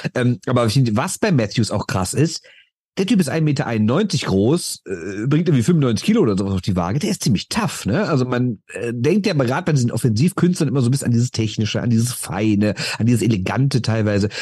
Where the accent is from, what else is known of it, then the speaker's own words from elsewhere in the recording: Düsseldorf, North Rhine-Westphalia, Germany; Ich bin aus Düsseldorf